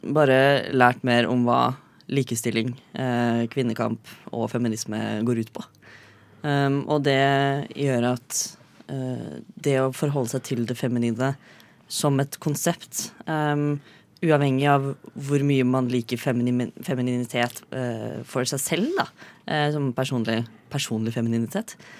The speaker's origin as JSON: {"language": "Norwegian", "town": "Fredrikstad", "region": "Østfold", "country": "Norway", "said": "Jeg er fra Fredrikstad fremdeles."}